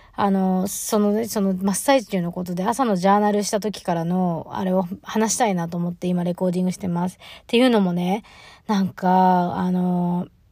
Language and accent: Japanese; Choshi, Chiba, Japan; moved away; 地元は千葉県の銚子市っていうところなんですけど